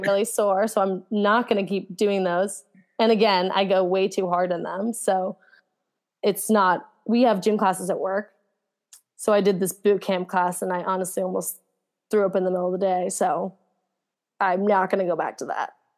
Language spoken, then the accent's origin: English; New Jersey, United States; I grew up in New Jersey and I went to high school in New Jersey.